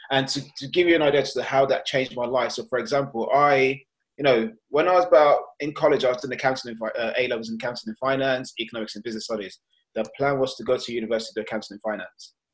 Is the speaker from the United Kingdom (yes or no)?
yes; London, United Kingdom; also born or lived in Nigeria; And that is me, and I am from London, but originally born in Nigeria.